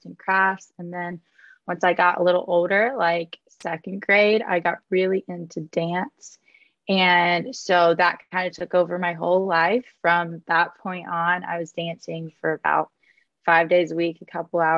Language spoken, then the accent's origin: English; Clemson, South Carolina, United States; I am from Clemson, South Carolina. It's a little town in the South near the mountains